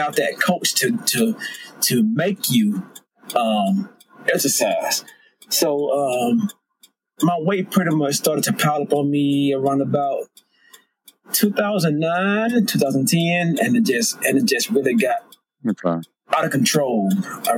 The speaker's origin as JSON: {"language": "English", "region": "Georgia", "country": "United States", "said": "I'm from the South, I'm from Georgia."}